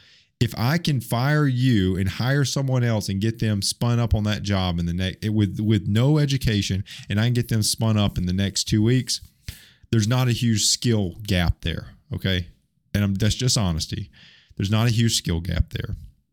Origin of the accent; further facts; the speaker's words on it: Alabama, United States; I say McDonald's, okay? I'm from Alabama.